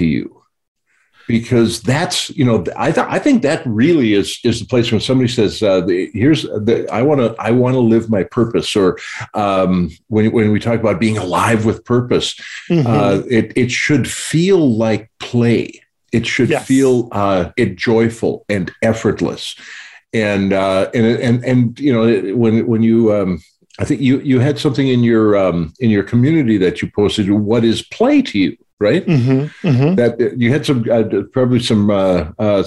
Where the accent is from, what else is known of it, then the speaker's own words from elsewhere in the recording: North Dakota, United States; Growing up in North Dakota